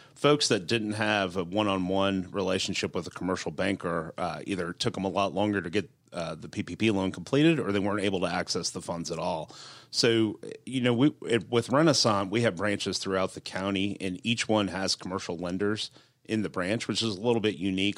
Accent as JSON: {"language": "English", "town": "Duluth", "region": "Georgia", "country": "United States", "tie": "born or raised there", "also_born_or_lived": "North Fulton / Holly Springs, Georgia", "said": "I grew up in Duluth"}